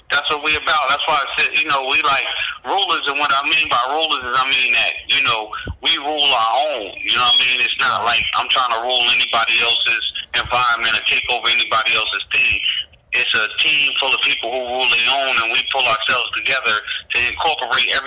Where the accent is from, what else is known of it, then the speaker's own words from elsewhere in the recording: New Jersey, United States; moved away as an adult; now in North Carolina, United States; I grew up in Jersey